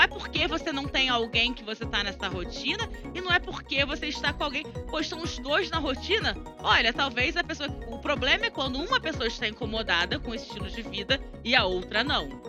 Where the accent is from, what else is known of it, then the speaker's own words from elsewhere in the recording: Rio de Janeiro, Brazil; minha cidade natal, Rio de Janeiro